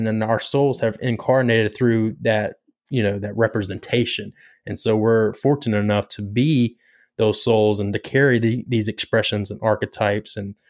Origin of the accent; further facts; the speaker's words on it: Pinetops, North Carolina, United States; Well, I'm from Pine Tops, North Carolina.